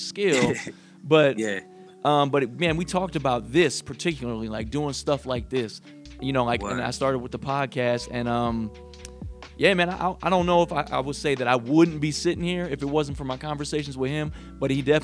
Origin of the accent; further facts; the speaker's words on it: Northeast Ohio, United States; I'm from Northeast Ohio